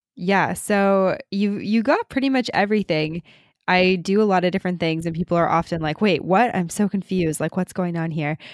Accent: Canada; moved away as an adult; we're both Canadian

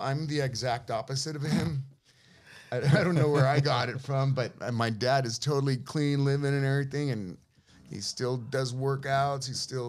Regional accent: San Francisco, California, United States; Yeah, I grew up in the Avenues, you know, born there, raised there.

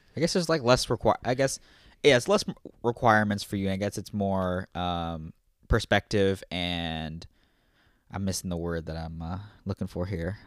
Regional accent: Virginia, United States; moved away; also born or lived in Illinois; That's where I'm from

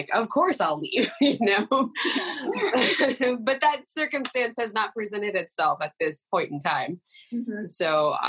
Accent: Oakland, California, United States; moved away as an adult; now in New York, United States; I'm from California originally, Oakland, California.

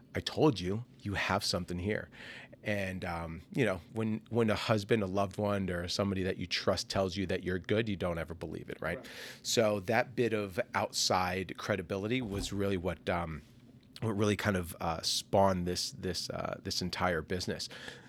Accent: New Jersey, United States; now in Orlando, United States; We hail from New Jersey, but it was Fat Ash Bakes was born here in Orlando in 2020.

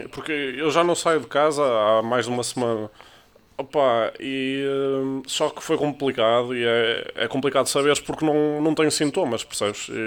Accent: Porto, Norte, Portugal; eu sou do Porto.

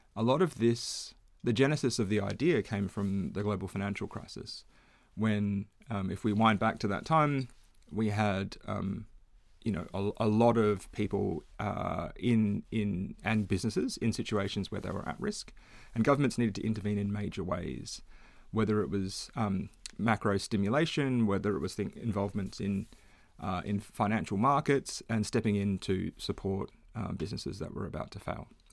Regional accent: Perth, Western Australia, Australia; now in Melbourne, Australia; I grew up in Perth

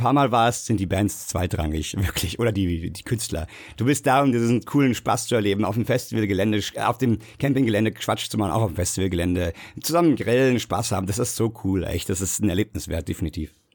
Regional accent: Bad Soden am Taunus, Hesse, Germany; die auch aus der Hood kommt, wo ich herkomme, Bad Soden am Taunus

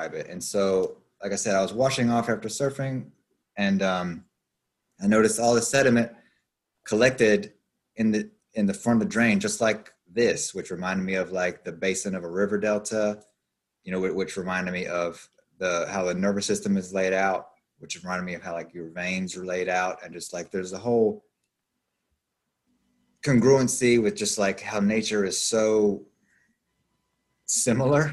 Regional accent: Appalachian Mountains, United States; moved away as an adult; I'm basically from the Appalachian Mountains, and I moved here when I was 20, and I'm 37 now

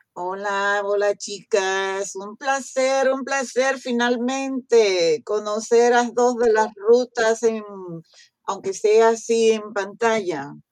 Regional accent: Restauración, Dajabón, Dominican Republic; moved away; de un pueblo que se llama Restauración

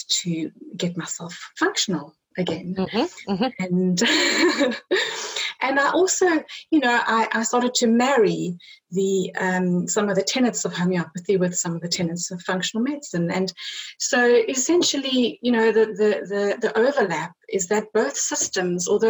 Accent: South Africa; I grew up in South Africa

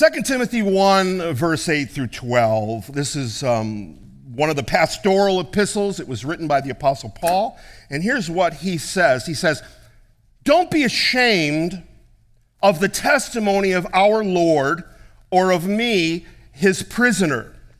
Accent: United States; being an American

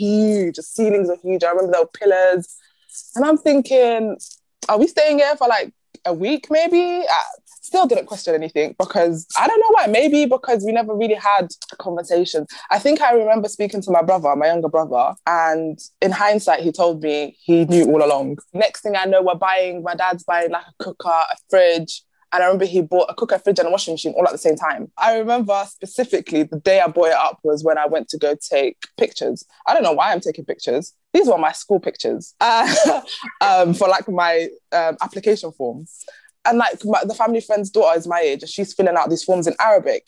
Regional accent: London, United Kingdom; moved away; also born or lived in Somalia; I'm from London

